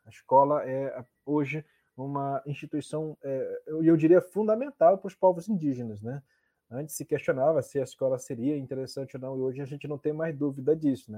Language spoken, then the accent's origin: Portuguese; Nova Olinda do Norte, Amazonas, Brazil; also born or lived in Aldeia Quatá, Borba; Eu, eu, eu nasci em Nova Olinda, mas fui registrado como, como nascido no Quatá, né? Por conta da, na época, tem todo um, um processo lá. E vivi um, boa parte da, da vida, da infância, na verdade, entre a aldeia Quatá e o município de Nova Olinda do Norte